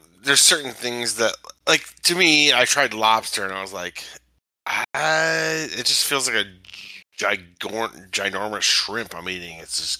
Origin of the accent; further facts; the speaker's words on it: Chicago, Illinois, United States; I'm from Chicago.